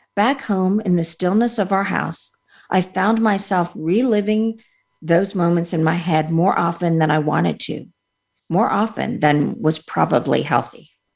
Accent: Montreal, Quebec, Canada; also born or lived in India / England; we moved from England to Canada. Uh, shortly after my first surgery. And that's where I had most of my operations. And we were in Montreal

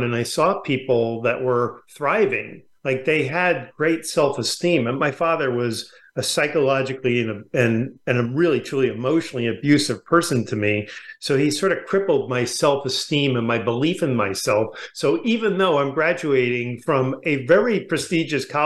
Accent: New York, United States; also born or lived in California; now in La Jolla, United States; I grew up in New York

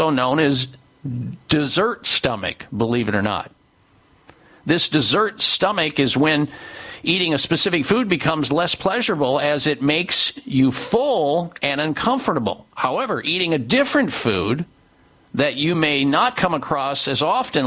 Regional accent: Midwest, United States; growing up in the Midwest

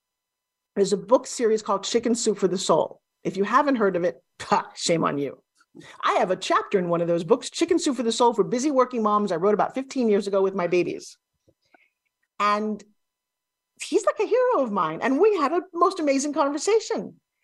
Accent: Long Island, New York, United States; When you're a dark-haired little girl from Long Island and you grew up talking like this

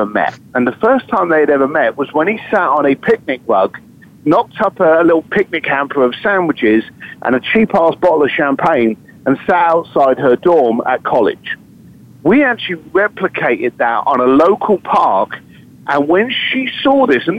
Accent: London, United Kingdom; I'm a bricklayer from East London

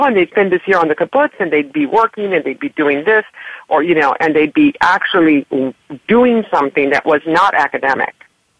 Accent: Laredo, Texas, United States; I'm originally from Texas. And in Laredo

